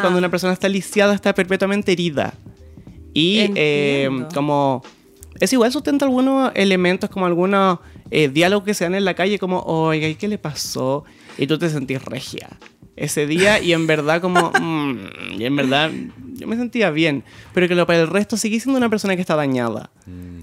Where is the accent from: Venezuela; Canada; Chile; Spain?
Chile; Sixth Region, O'Higgins; Soy del campo, de la sexta región